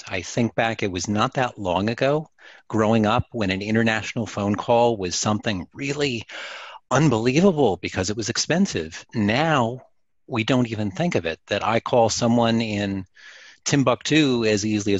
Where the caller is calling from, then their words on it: Orlando, Florida, United States; I'm in Orlando, Florida. So I'm about 30 minutes from the theme parks.